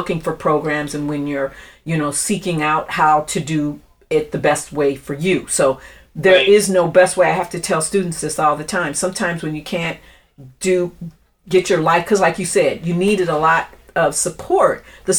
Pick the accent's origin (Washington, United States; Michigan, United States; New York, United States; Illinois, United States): Michigan, United States; Grand Rapids; I was born and raised in Grand Rapids, Michigan.